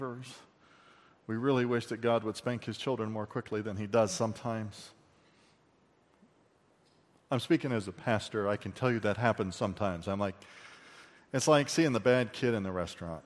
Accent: United States; as an American

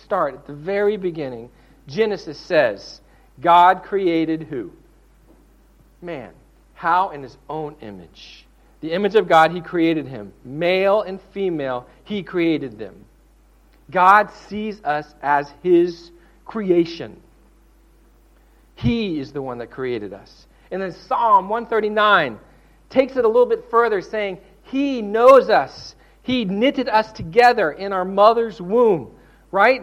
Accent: the South, United States; I'm from the South

